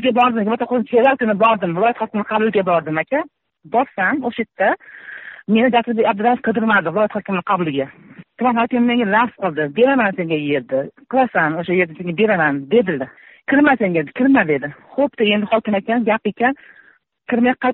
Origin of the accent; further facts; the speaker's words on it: Baliqchi district, Andijan Region, Uzbekistan; o'sha yerda o'sganman o'sha yerda tug'ilganman